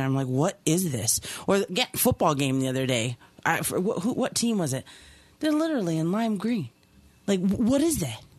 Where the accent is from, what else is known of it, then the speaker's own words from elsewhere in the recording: Key West, Florida, United States; moved away; I'm from Key West